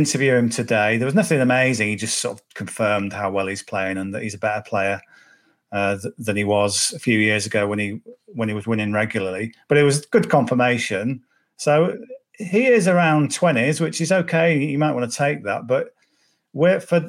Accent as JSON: {"language": "English", "area": "Cumbria", "region": "North West England", "country": "United Kingdom", "said": "I'm from Cumbria, so Carlisle's an hour away. So every school child in my class was a Liverpool fan"}